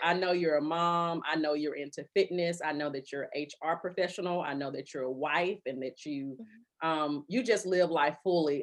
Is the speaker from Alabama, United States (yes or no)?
yes; Birmingham, Alabama, United States; I grew up on the northern side of Birmingham. I grew up in Hooper City